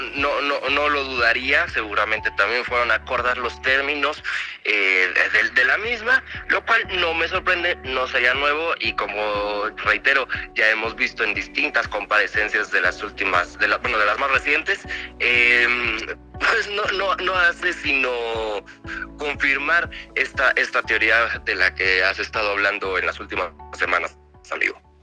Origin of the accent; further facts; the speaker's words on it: Mexico; como ciudadanos mexicanos